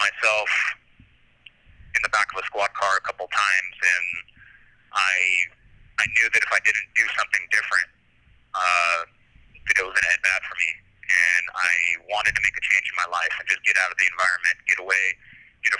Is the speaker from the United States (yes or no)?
yes; Santa Maria, California, United States; moved away as an adult; also born or lived in Kentucky; now in California, United States; I'm from Santa Maria, born and raised, spent my formative years there, and I lived there until I was 19